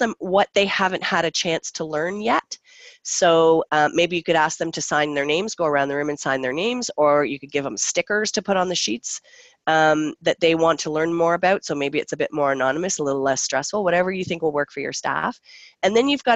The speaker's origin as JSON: {"language": "English", "country": "Canada"}